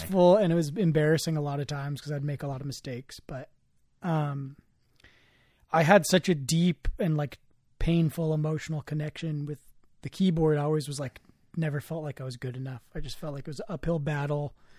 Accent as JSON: {"language": "English", "area": "the Bay Area", "region": "California", "country": "United States", "tie": "born or raised there", "said": "growing up in the Bay and growing up around, like, so many, like, incredible, talented musicians"}